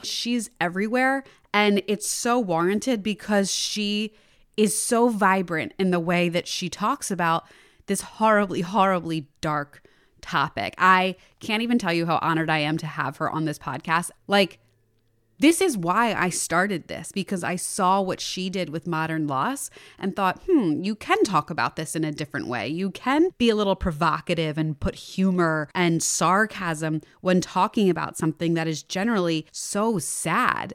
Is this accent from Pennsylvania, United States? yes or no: yes; Plymouth Meeting / Lansdale, Pennsylvania, United States; I grew up right outside of there. I, my dad was in East Narratian, so, like, Plymouth Meeting area